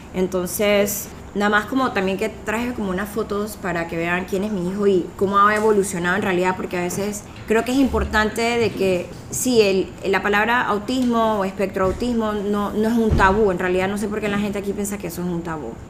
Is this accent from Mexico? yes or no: no; Colombia; now in Panama; somos aquí colombianos también